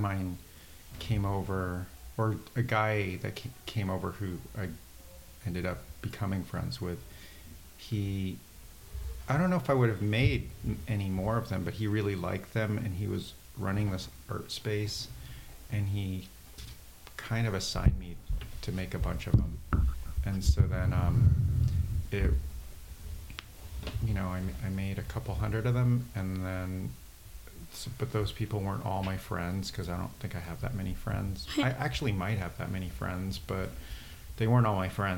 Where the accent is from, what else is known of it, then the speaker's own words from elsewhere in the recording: San Diego, California, United States; also born or lived in Wallingford, Connecticut; now in Brooklyn, United States; I live in Brooklyn, but I grew up in San Diego. I live in Brooklyn and San Diego, but I grew up in San Diego and Wallingford, Connecticut